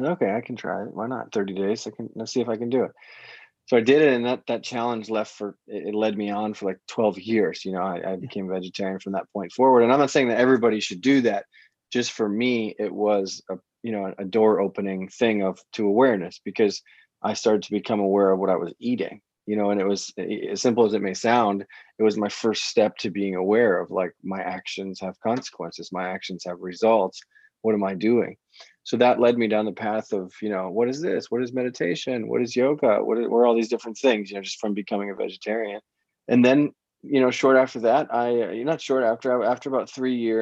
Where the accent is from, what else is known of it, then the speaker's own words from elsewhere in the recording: Florida, United States; moved away as an adult; also born or lived in Amsterdam; I grew up in the States. I grew up in Florida.